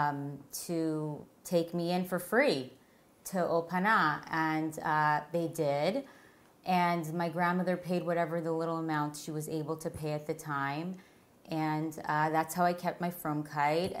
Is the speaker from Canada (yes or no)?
yes; Toronto, Ontario, Canada; now in Teaneck, United States; I'm from Toronto.